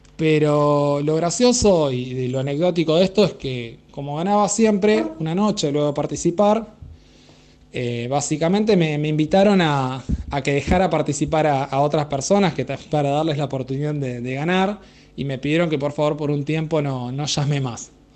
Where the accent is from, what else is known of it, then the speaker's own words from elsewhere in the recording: Pehuajó, Buenos Aires Province, Argentina; now in La Plata, Argentina; yo soy oriundo de la ciudad de Pehuajó